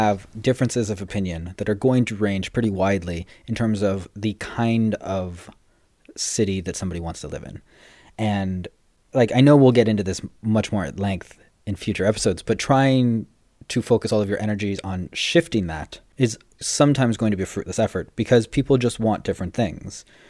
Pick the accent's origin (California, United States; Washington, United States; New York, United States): California, United States; moved away as an adult; also born or lived in Paris / Asia; we're both from California